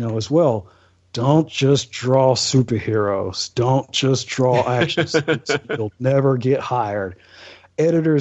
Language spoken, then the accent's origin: English; Alabama, United States; I'm from a small town. Like I said, my dad is in the military, but time off, I grew up here in Alabama, and my town is like population 2000, population 1800.